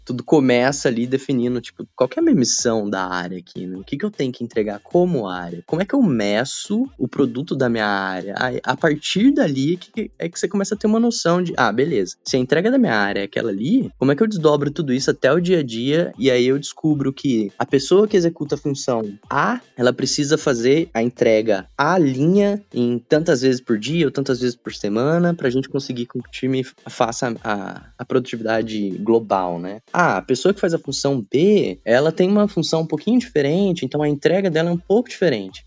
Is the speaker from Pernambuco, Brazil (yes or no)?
no; Caçapava, São Paulo, Brazil; moved away as an adult; also born or lived in south of Minas Gerais; Sou da cidade de Caçapava, interior de São Paulo